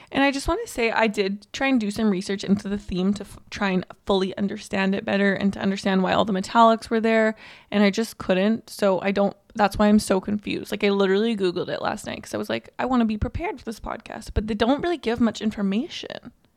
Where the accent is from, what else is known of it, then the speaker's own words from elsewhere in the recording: Canada; we're Canadian